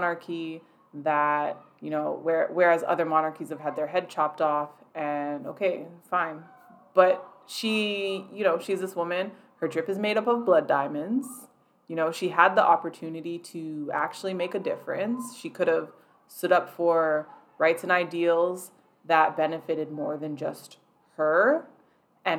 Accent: Canada; being Canadian

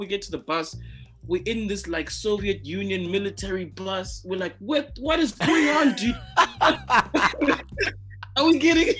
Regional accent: South Africa; so I came from South Africa in December, right?

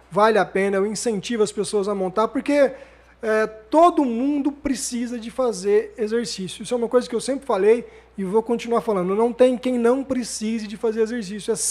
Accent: São José do Rio Preto, São Paulo, Brazil; eu nasci aqui em Rio, Rio Preto, Preto, 27 de junho de 78, tô revelando a minha idade

